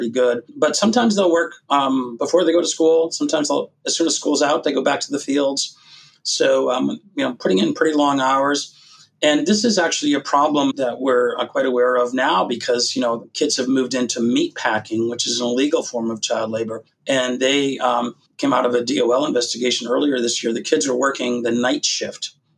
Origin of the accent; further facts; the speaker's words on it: Massachusetts, United States; I grew up in Massachusetts watching a guy named Bobby Orr play